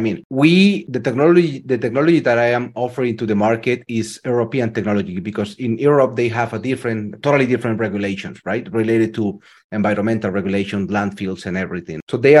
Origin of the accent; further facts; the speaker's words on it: Colombia; moved away as an adult; I'm from Colombia.